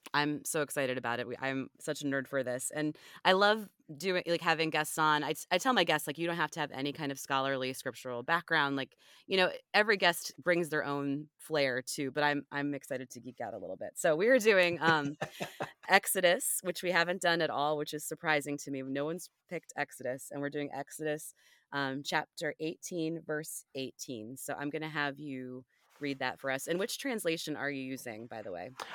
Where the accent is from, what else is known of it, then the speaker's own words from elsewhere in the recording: Ohio, United States; also born or lived in Washington, D.C. / Northern Virginia; now in Richmond, United States; I'm originally, well, I'm originally from Ohio